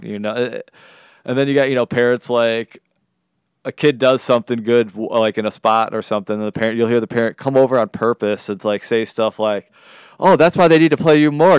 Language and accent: English; Detroit, Michigan, United States; I'm coming from Detroit